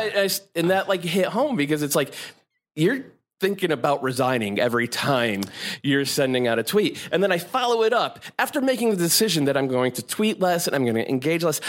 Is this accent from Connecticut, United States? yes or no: yes; Connecticut, United States; moved away as an adult; also born or lived in San Francisco Bay Area; now in New York, United States; I'm an East Coast boy. I'm from Connecticut